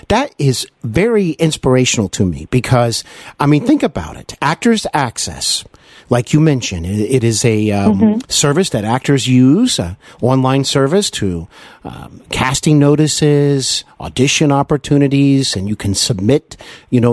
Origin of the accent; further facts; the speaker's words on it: Cincinnati, Ohio, United States; also born or lived in Los Angeles, California / North Carolina; Cincinnati is my hometown